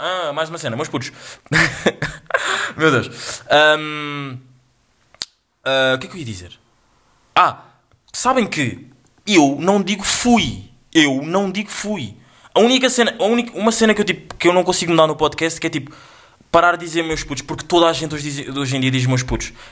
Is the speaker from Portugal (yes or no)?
no; Angola; eu sou angolano, eu sou angolano